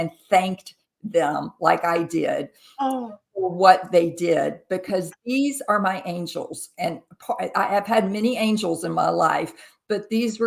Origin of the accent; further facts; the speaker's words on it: Jackson, Mississippi, United States; moved away as an adult; also born or lived in Colorado Springs, Colorado; I grew up in Jackson, Mississippi, which is part of the Bible Belt